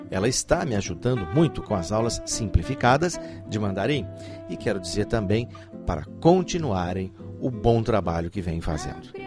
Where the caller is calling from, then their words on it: Teresópolis, Rio de Janeiro, Brazil; Sou do Brasil, Teresópolis, Rio de Janeiro.